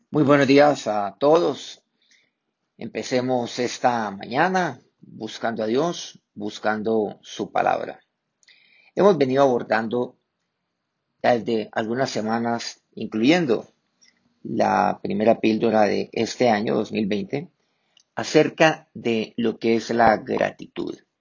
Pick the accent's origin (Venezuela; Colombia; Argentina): Colombia; aquí en mi país, pues, eh, la cocina colombiana